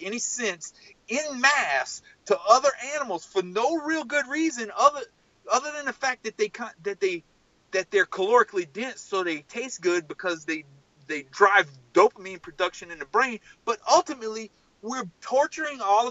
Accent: South Louisiana, United States; I'm from South Louisiana

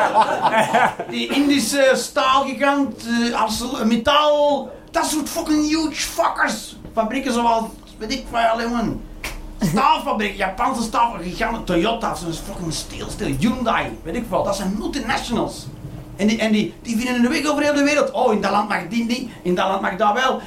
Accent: Belgium; ik ben Belg

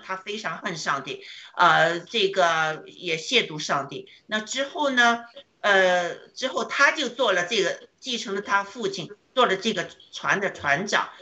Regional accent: China; 我们中国人确实经历了这个苦啊

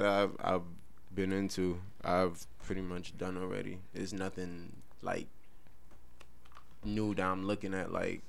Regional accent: New York City, New York, United States; I'm from Brownsville, Brooklyn.

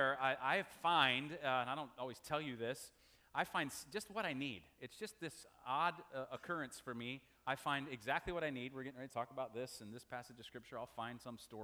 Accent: United States; us as American people

